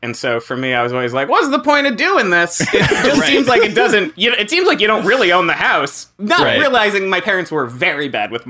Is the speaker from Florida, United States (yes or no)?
yes; South Florida, United States; now in New York, United States; I grew up in South Florida though.